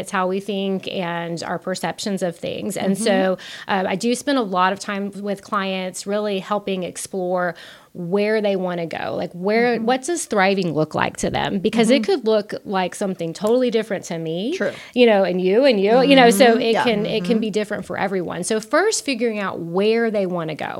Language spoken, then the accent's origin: English; South Texas, United States; I was from South Texas